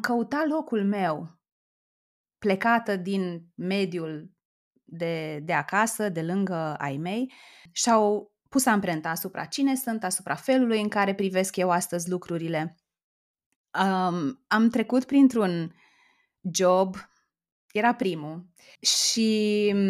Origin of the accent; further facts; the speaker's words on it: Oradea, Bihor County, Romania; moved away as an adult; also born or lived in Timișoara; now in Bucharest, Romania; eu sunt din Oradea